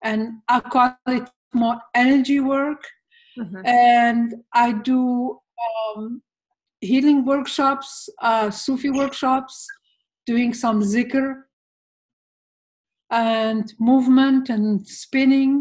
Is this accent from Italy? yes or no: no; Algeria; moved away as an adult; also born or lived in Oregon / Arkansas / California; now in Amador County, California, United States; I come from Algeria, but I have been living in the U.S. for 13 years, nearly 14 years now